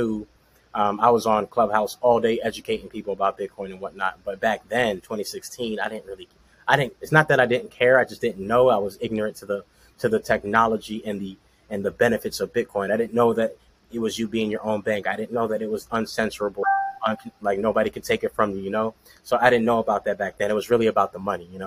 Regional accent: Orlando, Florida, United States; born and raised in Orlando, Florida

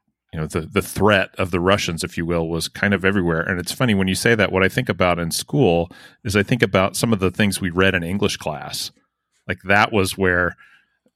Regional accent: Oklahoma, United States; my high school in the middle of nowhere, Oklahoma

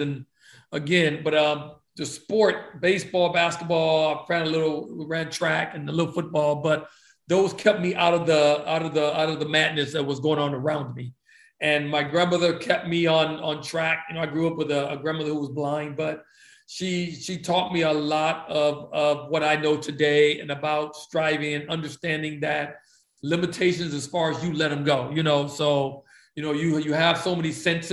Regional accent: East Chicago, Indiana, United States; growing up in East Chicago, Indiana

